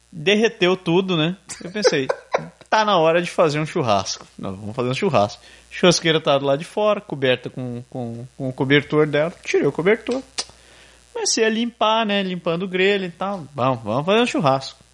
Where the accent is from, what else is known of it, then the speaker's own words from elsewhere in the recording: Brazil; moved away; eu não sou exatamente conhecido como brasileiro lá